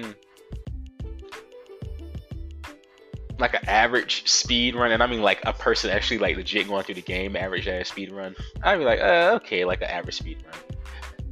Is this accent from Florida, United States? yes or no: yes; Florida, United States; I'm from Florida